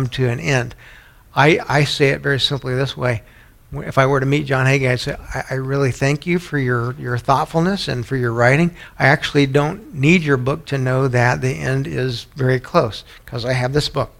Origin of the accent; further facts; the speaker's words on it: San Antonio, Texas, United States; moved away; where I grew up in San Antonio